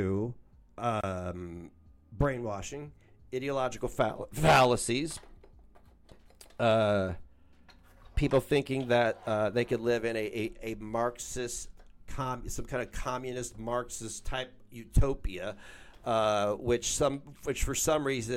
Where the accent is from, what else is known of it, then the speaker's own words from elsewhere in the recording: United States; I'm an American